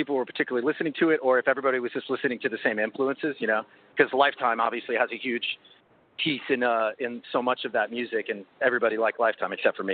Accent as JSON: {"language": "English", "area": "North Bellmore", "region": "New York", "country": "United States", "tie": "born or raised there", "said": "I grew up in North Elmo"}